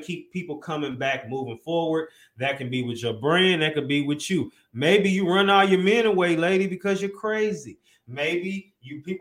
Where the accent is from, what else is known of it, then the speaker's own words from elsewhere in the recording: St. Louis, Missouri, United States; I'm from St. Louis